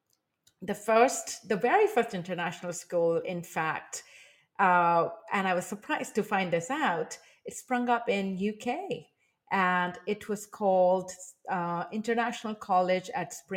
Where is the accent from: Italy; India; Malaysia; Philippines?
India; moved away as an adult; now in Taiwan; I am originally from India